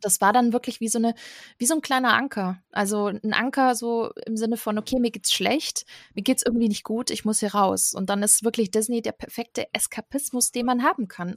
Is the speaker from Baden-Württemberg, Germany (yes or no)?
yes; Stuttgart area, Baden-Württemberg, Germany; ich komme aus der Ecke Stuttgart